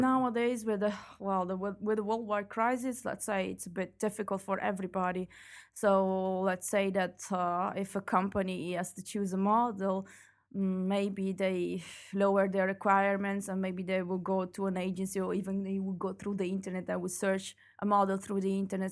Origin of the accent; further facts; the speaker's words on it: Italy; moved away as an adult; now in Belgium; my hometown is in I, is in Italy